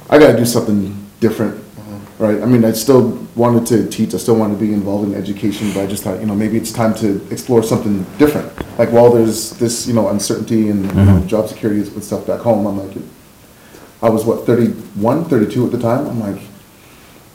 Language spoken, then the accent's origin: English; Vancouver, British Columbia, Canada; moved away as an adult; also born or lived in Los Angeles; I'm born and raised in Vancouver, BC, Canada.